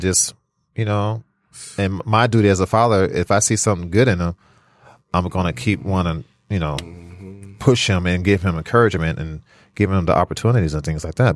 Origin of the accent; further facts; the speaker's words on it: California, United States; also born or lived in Flint, Michigan; now in Detroit, United States; I'm originally from California